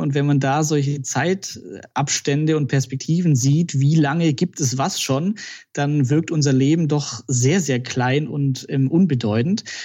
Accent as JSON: {"language": "German", "town": "Balingen", "region": "Baden-Württemberg", "country": "Germany", "said": "Wo ich herkomme, genau, also eine Stunde südlich von Stuttgart aus Balingen"}